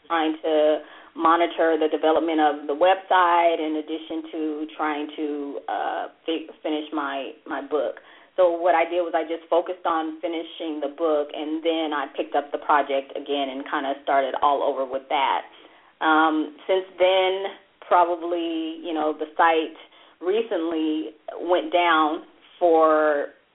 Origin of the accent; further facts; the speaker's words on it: La Verne, California, United States; I grew up in Laverne